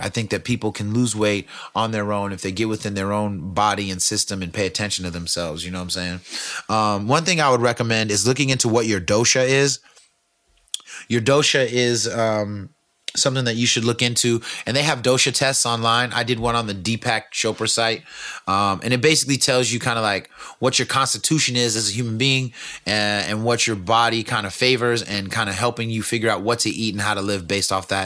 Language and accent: English; California, United States; I'm from California